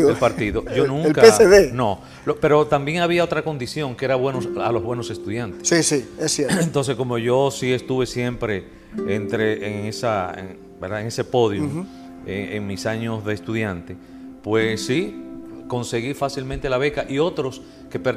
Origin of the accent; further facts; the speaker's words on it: Jánico, Santiago, Dominican Republic; yo soy de Jánico. Eh, oh. Sí, yo soy de Jánico, San José de las Matas.